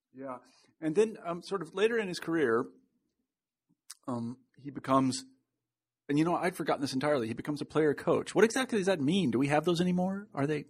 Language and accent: English; Kansas, United States; I'm being from Kansas.